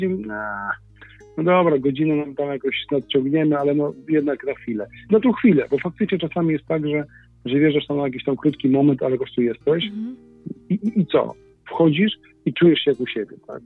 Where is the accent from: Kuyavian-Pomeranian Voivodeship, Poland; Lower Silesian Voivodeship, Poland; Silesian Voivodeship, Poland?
Kuyavian-Pomeranian Voivodeship, Poland; Inowrocław; jesteśmy z Inowrocławia